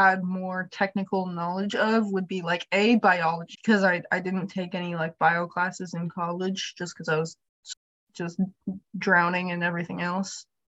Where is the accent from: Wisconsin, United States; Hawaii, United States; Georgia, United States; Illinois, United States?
Hawaii, United States; moved away as an adult; also born or lived in Michigan; now in Minneapolis, United States; Born and raised in Hawaii